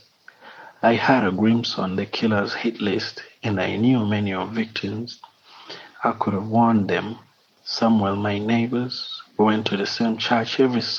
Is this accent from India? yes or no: no; Kigali, Rwanda; I'm from Kigali, Rwanda.